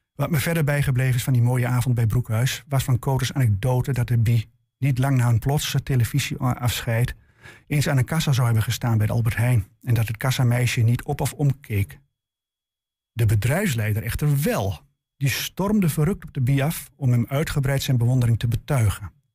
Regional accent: Enschede, Overijssel, Netherlands; de Enschedese volkswijk waar ik opgroeide

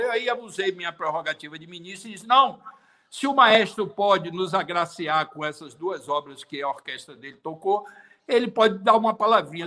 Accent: Bahia, Brazil; also born or lived in Sweden; Eu sou brasileiro, eu sou baiano

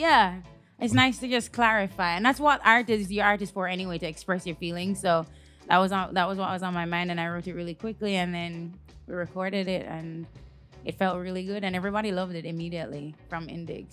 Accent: Jamaica; obviously I'm Jamaican. I grew up with dancehall.

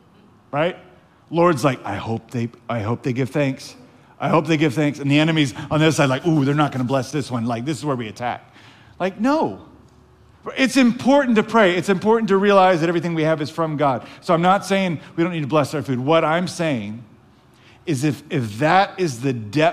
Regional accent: the South, United States; We were raised in the South

